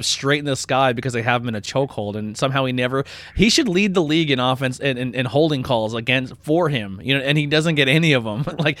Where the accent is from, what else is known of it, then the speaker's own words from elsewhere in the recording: Pennsylvania, United States; I'm from Pennsylvania.